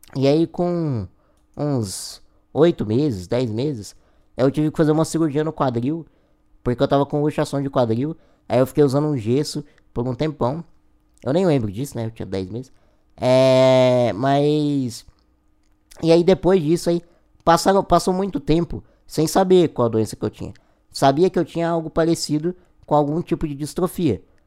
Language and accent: Portuguese; Goiânia, Goiás, Brazil; eu sou de Goiás, de Goiânia, Goiás